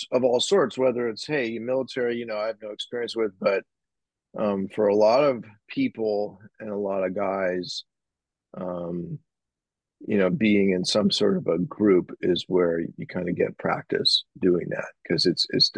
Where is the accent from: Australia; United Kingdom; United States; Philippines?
United States; San Francisco, California; I'm from San Francisco. I grew up here. I still live here. It's my hometown